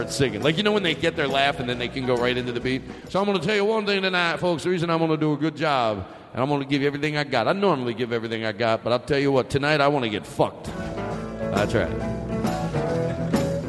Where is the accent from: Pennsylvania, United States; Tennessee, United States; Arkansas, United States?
Pennsylvania, United States; Valley Forge; I grew up in Valley Forge, Pennsylvania